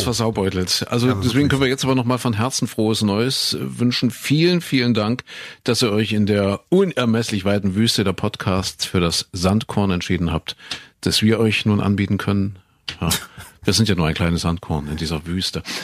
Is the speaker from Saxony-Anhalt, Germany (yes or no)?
yes; Köthen, Saxony-Anhalt, Germany; moved away; In Köthen in Sachsen-Anhalt, da bin ich geboren